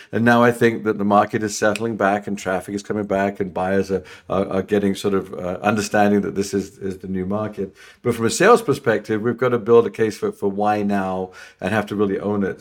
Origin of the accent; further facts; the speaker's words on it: London, United Kingdom; moved away as an adult; also born or lived in England; I'm from London